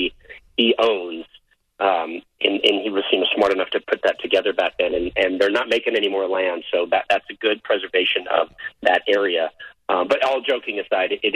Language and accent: English; Carmel, California, United States; I was born in Carmel